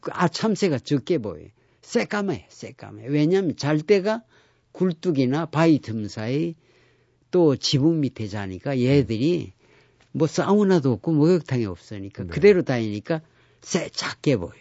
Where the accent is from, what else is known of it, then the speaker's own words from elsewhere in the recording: Geoje, South Gyeongsang, South Korea; 우리 고향이 거제도 장승포이기 때문에